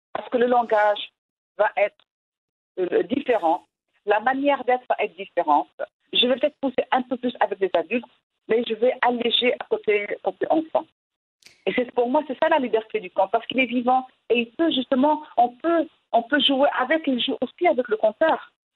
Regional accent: Morocco; first language Moroccan Arabic; French is a second language; now in France; je suis une femme, je suis marocaine, je suis arabe, je vis en France

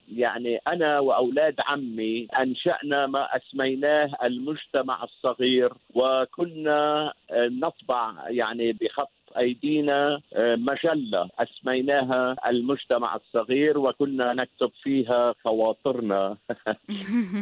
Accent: Shabtin, North Governorate, Lebanon; moved away as an adult; also born or lived in Batroun, Lebanon / Beirut, Lebanon; now in Sydney, Australia; شبطين قرية صغيرة في شمال لبنان ولدت فيها ونشأت

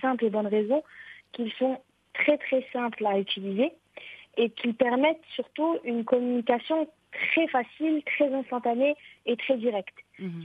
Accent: Morocco; chez nous au Maroc

